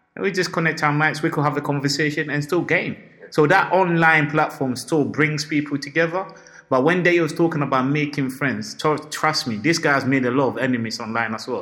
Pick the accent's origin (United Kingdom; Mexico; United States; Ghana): Ghana; I'm Ghanaian